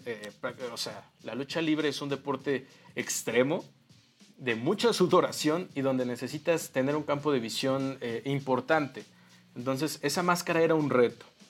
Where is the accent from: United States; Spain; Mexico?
Mexico; aquí como mexicanos 100% eh, este, creces teniendo en tu ADN la lucha libre